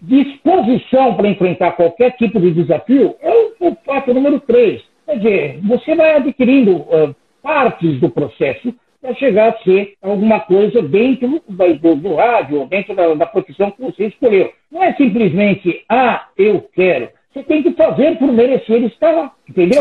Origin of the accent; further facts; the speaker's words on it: São Paulo, Brazil; Eu nasci em São Paulo, sou da Moca